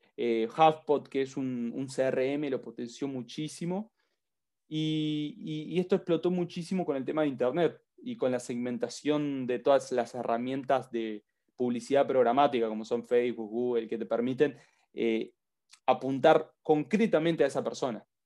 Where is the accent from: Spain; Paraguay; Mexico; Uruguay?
Uruguay; Yo soy de Uruguay